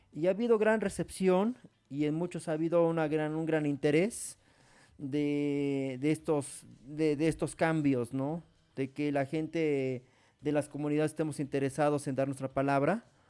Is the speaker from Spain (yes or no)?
no; Mexico; en nuestro país